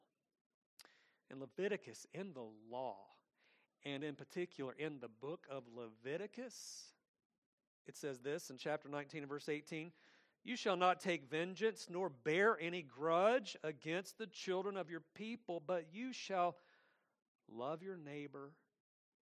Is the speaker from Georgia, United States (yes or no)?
yes; Atlanta, Georgia, United States; also born or lived in Lithonia, Georgia; I grew up in Atlanta. I grew up in a big city. I grew up in Lithonia as well